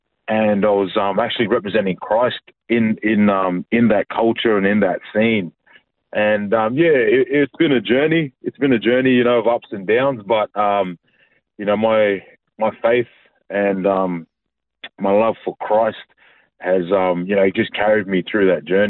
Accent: Mornington Island, Queensland, Australia; also born or lived in Fiji; I was born over in Fiji. My family moved over to Australia when I was about 2 years old.

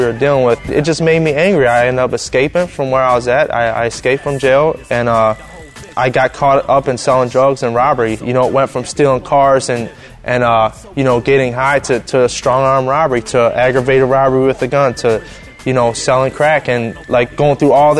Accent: Cleveland, Ohio, United States; I'm from Cleveland, Ohio, and I do music

